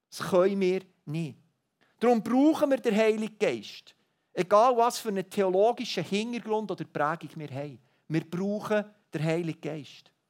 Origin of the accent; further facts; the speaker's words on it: Switzerland; Und ich würde jetzt mal behaupten, mindestens als Schweizer tendieren wir eher dazu, aus eigener Kraft.